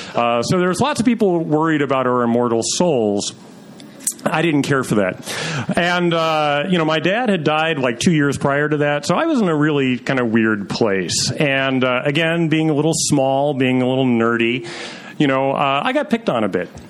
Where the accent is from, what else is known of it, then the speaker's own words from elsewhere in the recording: Troy, New York, United States; I was growing up in Troy, New York